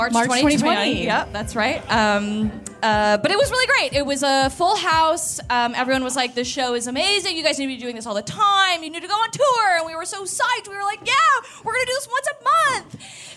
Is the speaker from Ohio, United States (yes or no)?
no; Michigan, United States; moved away